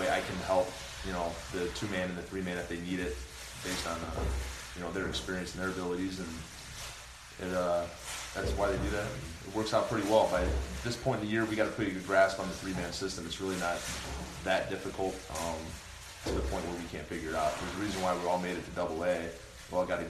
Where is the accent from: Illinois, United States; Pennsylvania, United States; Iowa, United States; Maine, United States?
Iowa, United States; I'm from Iowa